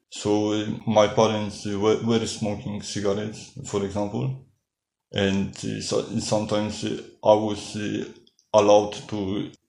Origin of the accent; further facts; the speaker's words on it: Poland; now in Amsterdam, Netherlands; Uh, I come from Poland and uh, I am living in Amsterdam.